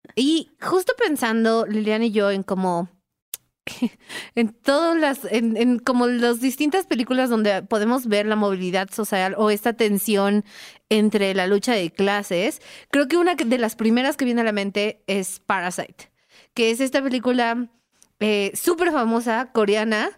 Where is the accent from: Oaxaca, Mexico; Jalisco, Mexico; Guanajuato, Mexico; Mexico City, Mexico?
Mexico City, Mexico; yo soy de Iztapalapa